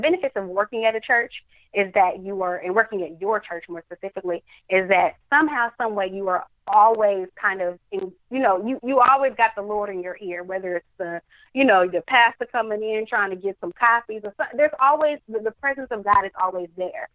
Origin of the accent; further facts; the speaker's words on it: Dallas, Texas, United States; in Dallas, my hometown